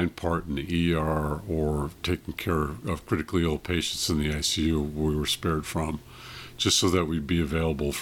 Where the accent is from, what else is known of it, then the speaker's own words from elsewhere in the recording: Cupertino, California, United States; also born or lived in Monterey, California; I grew up in Cupertino, San Jose area